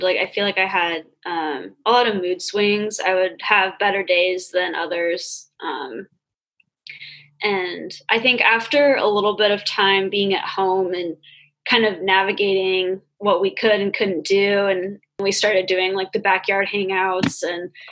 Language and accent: English; California, United States; moved away as an adult; now in Ohio, United States; I'm from California, so it was pretty bad back where I was